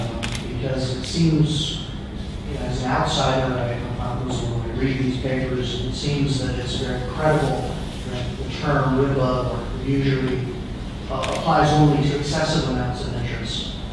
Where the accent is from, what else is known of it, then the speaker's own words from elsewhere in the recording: United States; as an American